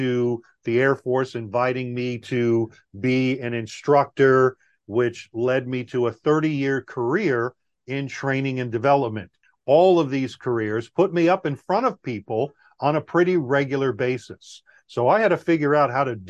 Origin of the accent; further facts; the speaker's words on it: Long Island, New York, United States; moved away as an adult; also born or lived in Guam; I grew up in Long Island, New York.